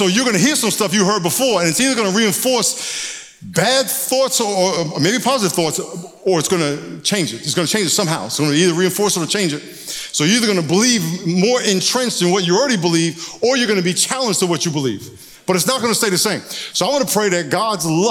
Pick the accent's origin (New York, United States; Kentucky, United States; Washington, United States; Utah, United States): New York, United States; now in San Diego, United States; I'm originally from New York